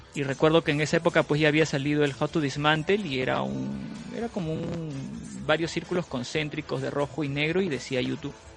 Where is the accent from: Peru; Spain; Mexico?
Peru; yo soy de Perú